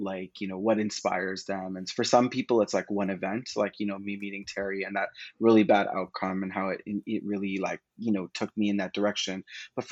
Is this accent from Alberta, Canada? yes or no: no; Toronto, Ontario, Canada; I was born and raised in Scarborough, Ontario